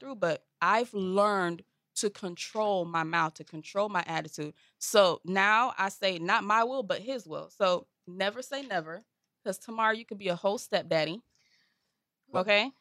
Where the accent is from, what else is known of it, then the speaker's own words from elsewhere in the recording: Lake Worth, Florida, United States; I'm from Lake Worth